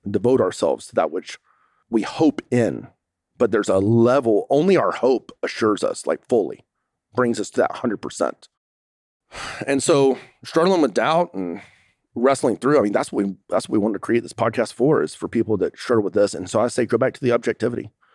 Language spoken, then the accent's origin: English; United States; I'm an American